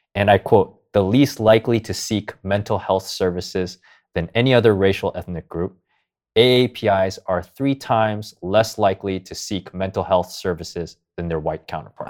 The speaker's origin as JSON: {"language": "English", "town": "Los Angeles", "region": "California", "country": "United States", "tie": "born or raised there", "also_born_or_lived": "Philadelphia, Pennsylvania"}